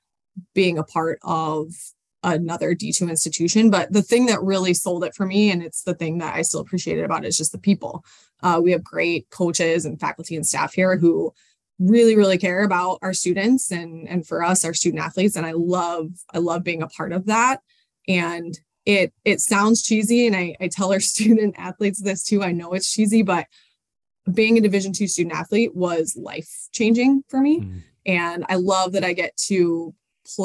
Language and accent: English; Colorado, United States; moved away as an adult; also born or lived in Sioux Falls, South Dakota / Midwest; now in St. Paul, United States; I'm originally from Colorado, but I moved to the Midwest.